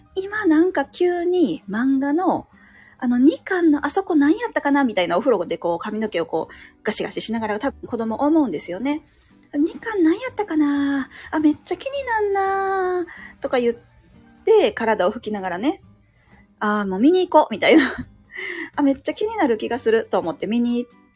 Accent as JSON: {"language": "Japanese", "region": "Kansai", "country": "Japan", "said": "関西人、ね、忙しい関西人やから"}